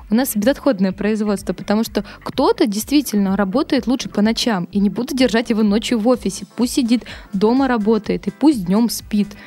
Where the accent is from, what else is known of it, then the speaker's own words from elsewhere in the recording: Petropavlovsk-Kamchatsky, Kamchatka Krai, Russia; moved away as an adult; now in Saint Petersburg, Russia; Я пришла работать в культурный центр Мэдстаун, мне только исполнилось 18, я переехала из Петропавловска-Камчатского в Питер